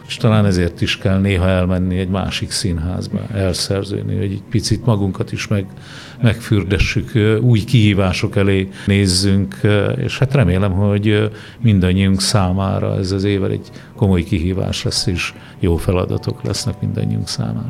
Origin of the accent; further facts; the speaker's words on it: Borsod-Abaúj-Zemplén, Hungary; egy kicsi faluban születtem Borsod megyében